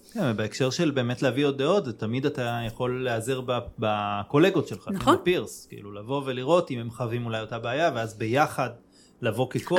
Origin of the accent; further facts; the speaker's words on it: Israel; אני גדלתי בישראל